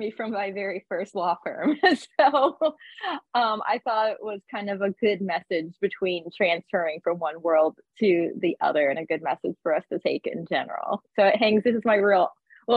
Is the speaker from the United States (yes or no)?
yes; Virginia, United States; also born or lived in Tennessee / Nashville; now in Fort Lauderdale, United States; growing up in Virginia and living in Tennessee for many, many years